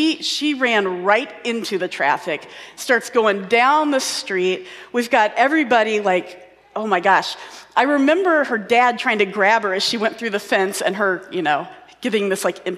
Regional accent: Indianapolis, Indiana, United States; moved away; also born or lived in Minnesota; I grew up in Indianapolis

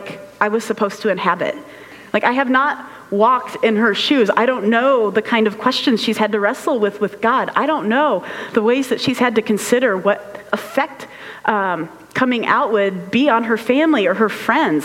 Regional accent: United States; as an American, just being American

